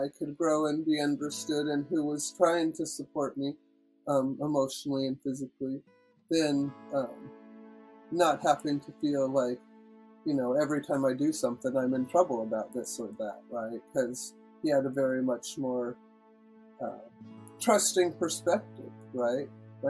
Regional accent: Washington, United States; moved away as an adult; now in Canada; Yeah, and it's good because I was born in the States, and so then I fell in love with Robert, and then I moved to Canada.

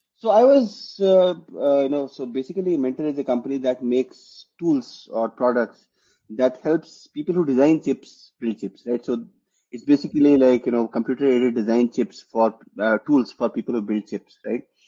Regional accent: Jharkhand, India; also born or lived in West Bengal; now in Bengaluru, India; I grew up in, uh, you know, in parts in Jharkhand and in West Bengal. You know, I, have been, you know, I've lived in both parts of the country, and uh, but yeah, primarily in Jharkhand

